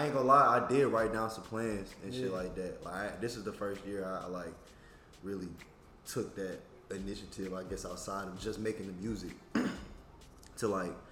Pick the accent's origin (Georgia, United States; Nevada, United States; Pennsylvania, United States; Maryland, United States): Georgia, United States; Marietta; I'm from Cobb County, Marietta specifically.